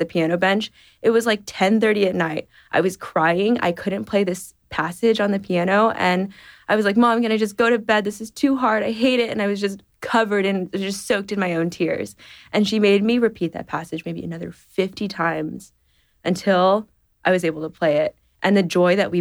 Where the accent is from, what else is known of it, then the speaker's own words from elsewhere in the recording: San Antonio, Texas, United States; I grew up in San Antonio, Texas